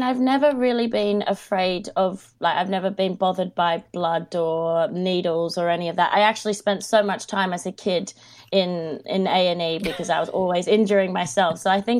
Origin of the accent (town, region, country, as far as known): Sydney, New South Wales, Australia; born or raised there; moved away as an adult; also born or lived in Watford, England; now in United Kingdom